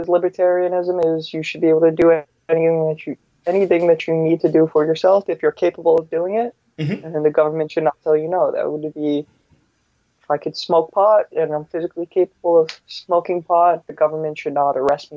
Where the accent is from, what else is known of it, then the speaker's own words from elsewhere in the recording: New York, United States; I happen to live in New York. I was born and raised in New York